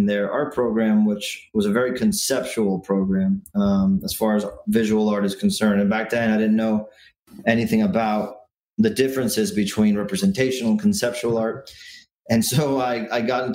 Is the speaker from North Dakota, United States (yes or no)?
no; Miami, Florida, United States; also born or lived in Virginia / Washington, D.C.; I was born there, but I've been in Miami since I was 2 years old. So I don't even remember living in DC all that much. And I feel like I'm as Miami as the next guy